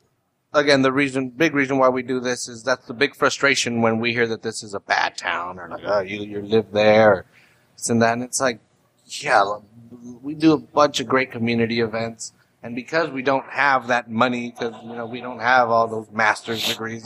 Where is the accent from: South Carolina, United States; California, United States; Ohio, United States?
California, United States; San Francisco; I'm down from North Beach, you know, from San Francisco, or like wherever.